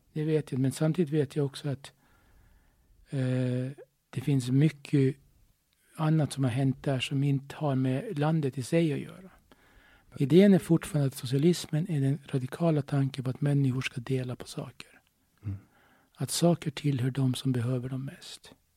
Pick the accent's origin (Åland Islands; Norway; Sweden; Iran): Åland Islands; jag är ålänning